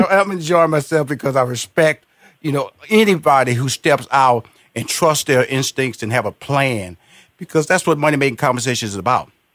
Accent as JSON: {"language": "English", "town": "Houston", "region": "Texas", "country": "United States", "said": "I'm from Houston, Texas, big barbecue country"}